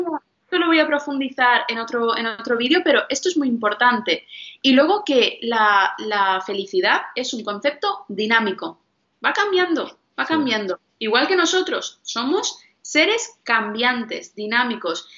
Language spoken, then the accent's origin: Spanish; northern India, India; en mi religión, que yo soy de la India, los del norte, los Sikh